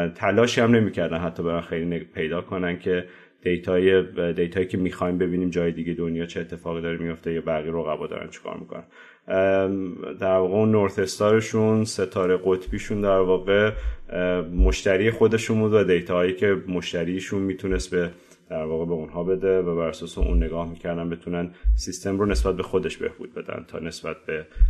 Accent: Tehran, Tehran Province, Iran; moved away as an adult; also born or lived in France; من بهمن 1365 تهران به دنیا اومدم

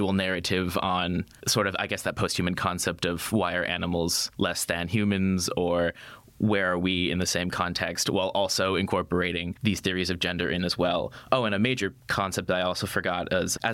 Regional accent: United States; moved away; come from where I came from

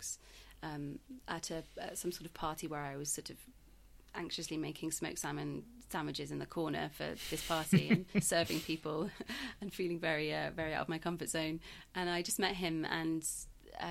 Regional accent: Yorkshire and the Humber, United Kingdom; moved away as an adult; also born or lived in South Africa; now in London, United Kingdom; I grew up in Yorkshire, moved to London for university

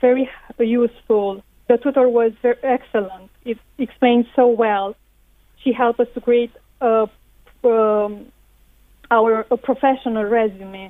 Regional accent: Romania; moved away as an adult; now in Ireland; I'm from Romania and I moved to Ireland a few years ago

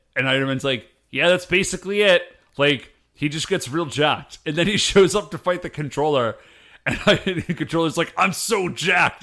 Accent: United States; I'm American

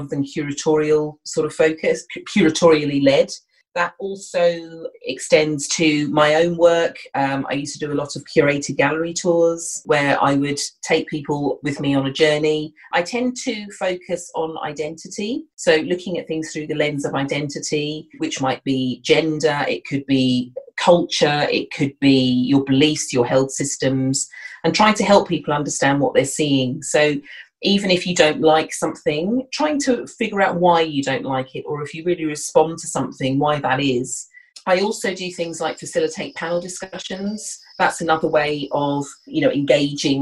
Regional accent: Kent, South East England, United Kingdom; now in London, United Kingdom; I'm originally from Southeast England, from Kent

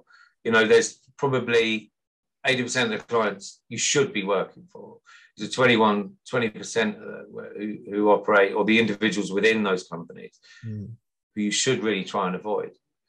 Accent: Midlands, United Kingdom; the guys that I grew up with back in the Midlands in the 70s and 80s, there's still a group of us, about 15, 16 people.

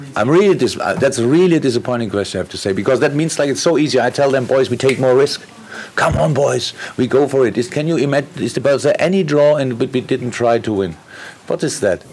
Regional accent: Black Forest, Baden-Württemberg, Germany; English is a second language; moved away as an adult; also born or lived in Mainz / Dortmund; now in Liverpool, United Kingdom; I came from Black Forest

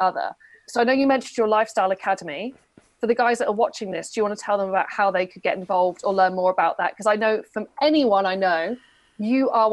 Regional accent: United Kingdom; I'm a British woman

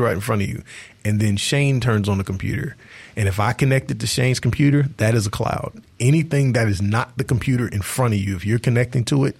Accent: Columbia, Mississippi, United States; I'm from South Mississippi in Marion County, is where I'm from, Columbia

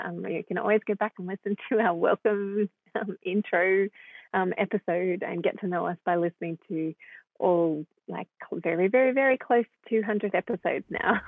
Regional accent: Melbourne, Victoria, Australia; moved away as an adult; now in Sydney, Australia; I was born in Sydney but grew up in Melbourne

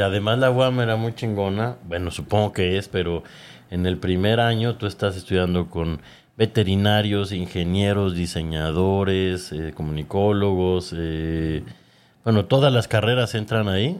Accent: Mexico City, Mexico; also born or lived in United States; yo, me crié en la colonia Educación, aquí por el metro Tasqueña

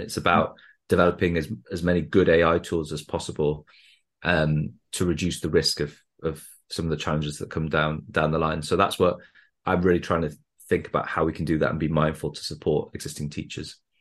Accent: Wales, United Kingdom; now in Newcastle, United Kingdom; I grew up in Wales

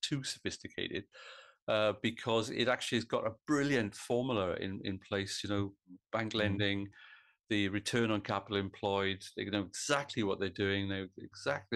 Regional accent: Pontypridd, Wales, United Kingdom; I'm from Pontypridd, which is a far more cultured origin.

